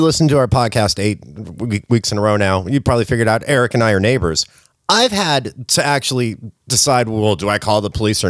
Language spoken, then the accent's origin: English; Hollywood, California, United States; I'm from Hollywood.